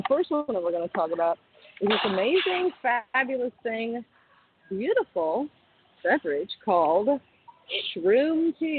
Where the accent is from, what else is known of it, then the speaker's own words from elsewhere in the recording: Mansfield, Texas, United States; And this week we are in my hometown. We are at Mellow Mushroom Mansfield